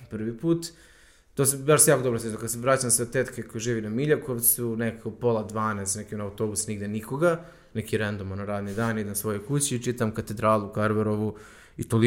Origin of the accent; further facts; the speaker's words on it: Užice, Zlatibor District, Serbia; ja sam iz Užica